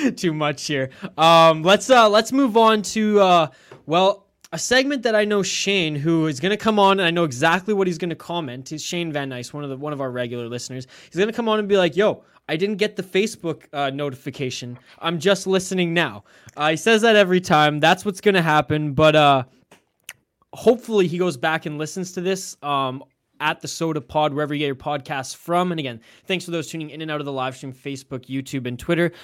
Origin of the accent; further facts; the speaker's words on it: Canada; being Canadian